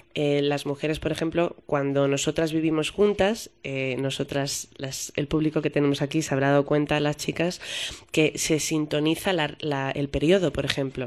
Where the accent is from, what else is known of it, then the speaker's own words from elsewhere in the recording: Madrid, Community of Madrid, Spain; moved away as an adult; yo soy madrileña